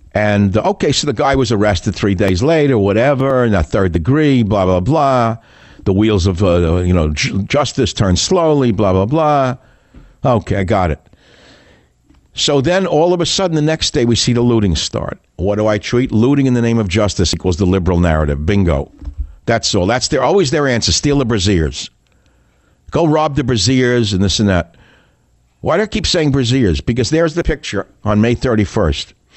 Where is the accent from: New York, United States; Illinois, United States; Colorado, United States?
New York, United States; New York City; I grew up in Queens, New York.